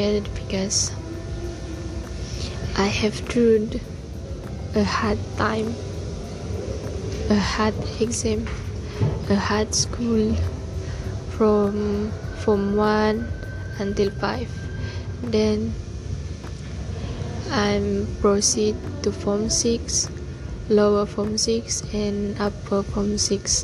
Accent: Sabah, Malaysia; moved away as an adult; I'm not from here. I'm from Sabah

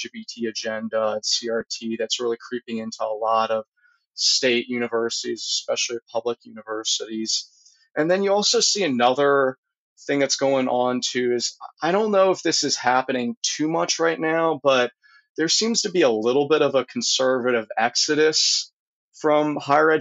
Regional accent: Louisiana, United States; also born or lived in Texas; I really do love my home state

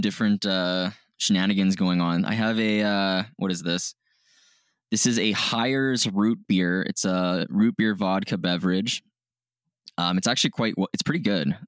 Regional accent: Canada; we're Canadian

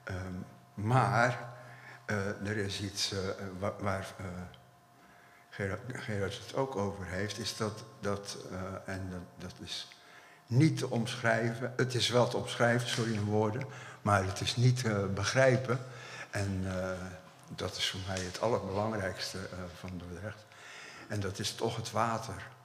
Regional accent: Dordrecht, South Holland, Netherlands; we komen allemaal uit Dordrecht. Het werk is in Dordrecht gemaakt.

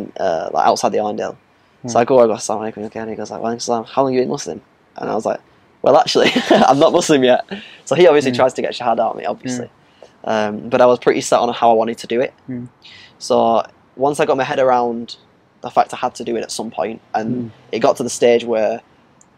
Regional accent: Blackburn, North West England, United Kingdom; I'm from Blackburn

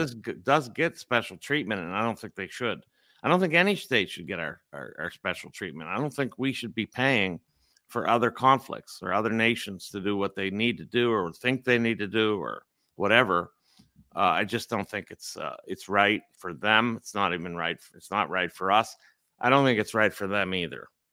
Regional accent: Pittsburgh, Pennsylvania, United States; I'm in Pittsburgh. This is my hometown where I grew up

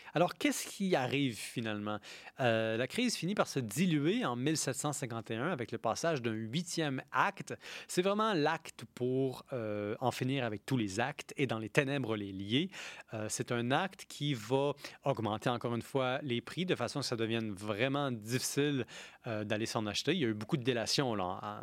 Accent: Quebec, Canada; en tant que Québécois dont le pays a été occupé par l'Angleterre

